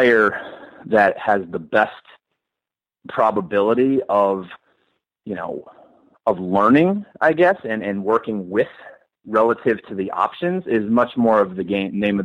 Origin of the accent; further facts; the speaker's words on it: Boston, Massachusetts, United States; I grew up in Boston and I was born in 1979.